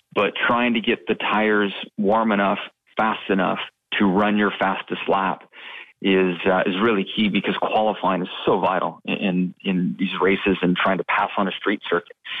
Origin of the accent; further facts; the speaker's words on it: West Coast, United States; when I was young and growing up on the West Coast